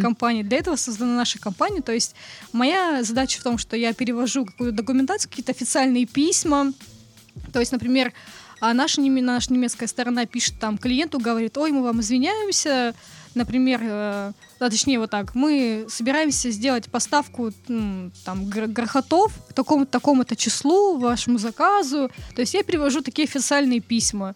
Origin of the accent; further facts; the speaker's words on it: Kamchatka Krai, Russia; Я родилась на Камчатке